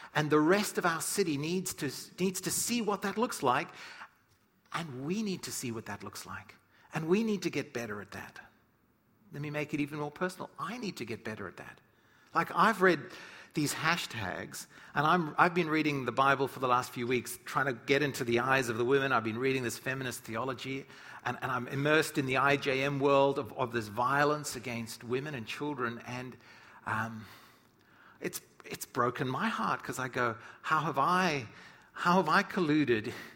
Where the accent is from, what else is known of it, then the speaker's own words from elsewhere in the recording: South Africa; moved away; when I grew up in Africa